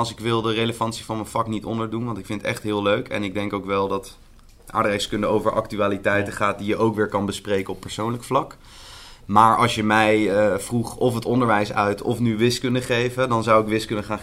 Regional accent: The Hague, South Holland, Netherlands; Ik kom zelf uit Den Haag. Ik geef les in Amsterdam.

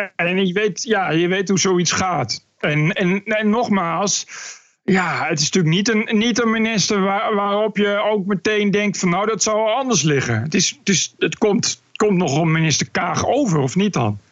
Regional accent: Netherlands; moved away as an adult; als Nederlander dat ik geen Arabisch ken

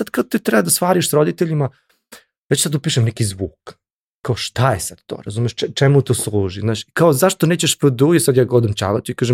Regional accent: Serbia; mi smo iz Srbije

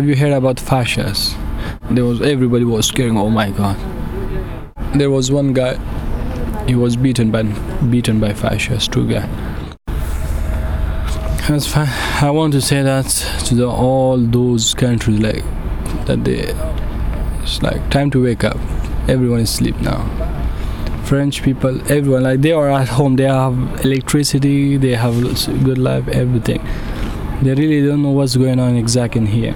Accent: Afghanistan; English is a second language; moved away as an adult; now in Calais, France

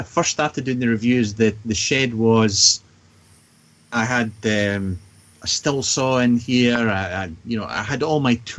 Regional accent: west coast of Scotland, United Kingdom; moved away as an adult; So, I grew up on the west coast, but I moved with work and came to the east coast, and I've been here for quite some time now, actually. Yeah, almost 20 years I've been over here now.

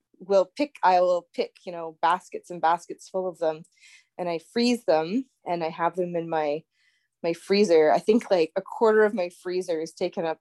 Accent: Brockville, Ontario, Canada; also born or lived in Kingston, Ontario; I was born and raised in Brockville, Ontario

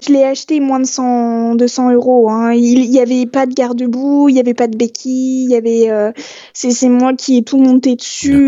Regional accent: Strasbourg, Grand Est, France; je suis née à Strasbourg

